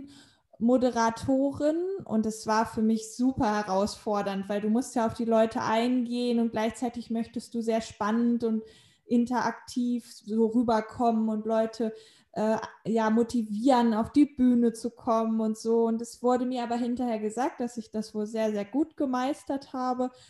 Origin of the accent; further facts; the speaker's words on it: Hanover, Lower Saxony, Germany; moved away as an adult; also born or lived in Spain; in meiner Heimatstadt in Hannover